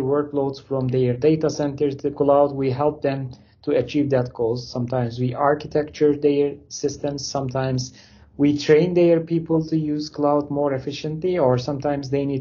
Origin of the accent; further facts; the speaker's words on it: Turkey; English is a second language; moved away as an adult; now in Canada; I'm originally from Turkey, but I immigrated to Canada 6.5 years ago.